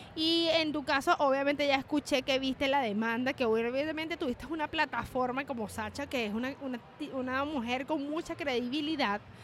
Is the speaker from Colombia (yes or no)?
no; Maracay, Aragua, Venezuela; moved away; Yo soy de Maracay